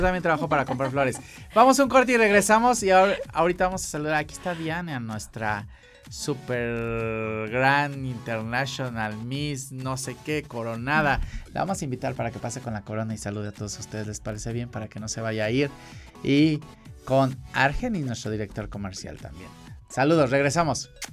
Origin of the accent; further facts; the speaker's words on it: Acapulco, Guerrero, Mexico; yo soy de Pacífico, yo soy de Acapulco